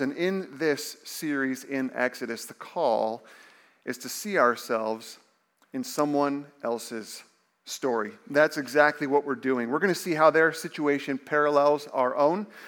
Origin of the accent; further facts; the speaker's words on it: Indiana, United States; I remember growing up in Indiana, my brother and I would watch March Madness with my dad